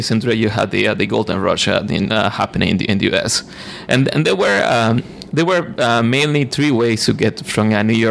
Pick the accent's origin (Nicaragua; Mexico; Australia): Nicaragua; moved away as an adult; now in Canada; I'm from Nicaragua